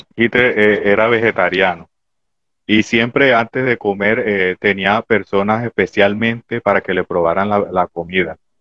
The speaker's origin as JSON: {"language": "Spanish", "town": "Barranco de Loba", "region": "Bolívar", "country": "Colombia", "said": "soy de Barranco de Loba, igual que el amigo Calle"}